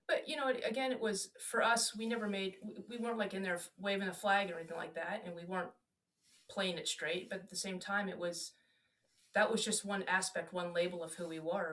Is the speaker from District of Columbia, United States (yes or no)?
yes; Washington, District of Columbia, United States; moved away as an adult; also born or lived in Germany / Alabama / Florida / Texas; I'm from the DC area